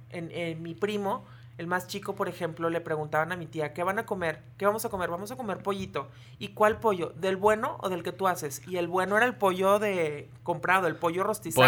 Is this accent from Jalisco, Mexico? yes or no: yes; Puerto Vallarta, Jalisco, Mexico; moved away as an adult; now in Torreón, Mexico; soy de aquí de Torreón. Sí. Pero cuando yo tenía un año me fui a vivir a Puerto Vallarta y allá viví toda mi infancia